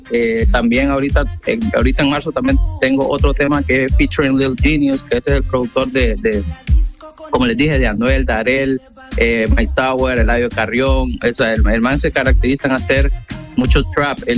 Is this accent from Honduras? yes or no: yes; Roatán, Bay Islands, Honduras; yo soy de Roatán